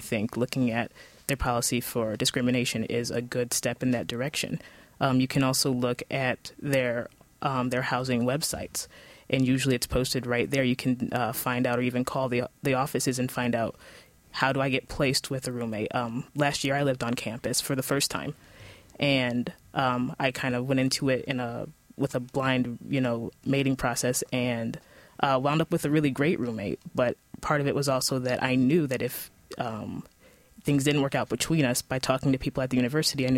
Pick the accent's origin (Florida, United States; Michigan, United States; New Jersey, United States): Michigan, United States; Ann Arbor; I am from Ann Arbor. I grew up actually right on the edge of Ann Arbor and Ipsy